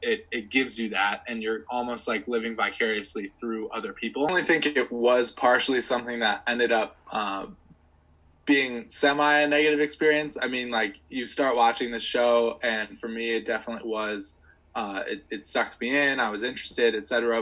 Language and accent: English; United States; an American